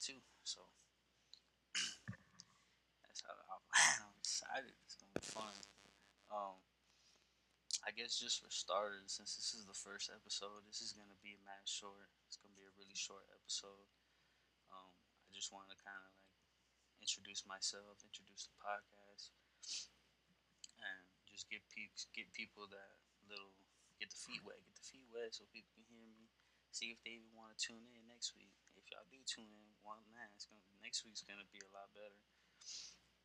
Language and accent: English; San Antonio, Texas, United States; I'm from Texas, from San Antonio, the South Side